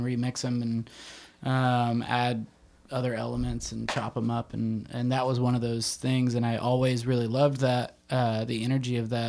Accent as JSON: {"language": "English", "region": "Texas", "country": "United States", "moved": "yes", "said": "I'm from Texas originally"}